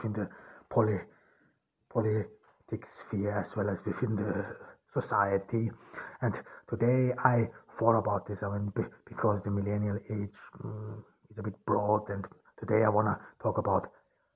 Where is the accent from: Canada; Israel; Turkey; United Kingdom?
Turkey; Ordu; I am here in Turkey. I am from Ordu. I'm here in Ordu